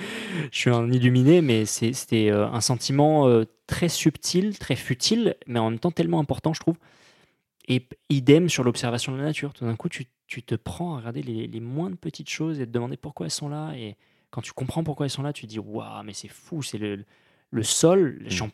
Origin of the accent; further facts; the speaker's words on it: Périgord, Nouvelle-Aquitaine, France; moved away; Je suis né en, en Périgord, j'ai grandi en Périgord